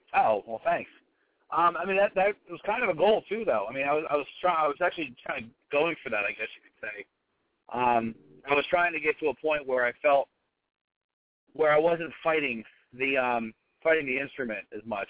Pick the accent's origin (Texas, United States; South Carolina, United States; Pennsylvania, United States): Pennsylvania, United States; Pittsburgh; we're all from there